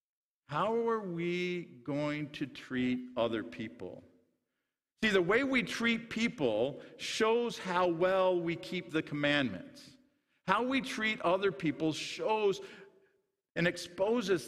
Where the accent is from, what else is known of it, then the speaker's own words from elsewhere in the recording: Sutherland, Iowa, United States; where I grew up in Sutherland, Iowa